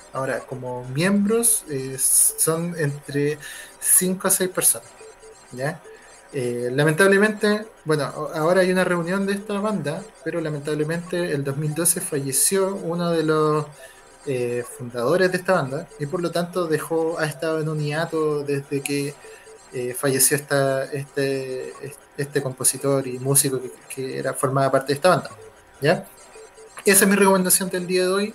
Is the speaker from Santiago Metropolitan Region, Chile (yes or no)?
no; Valparaíso, Chile; moved away as an adult; now in Viña del Mar, Chile; somos de Valparaíso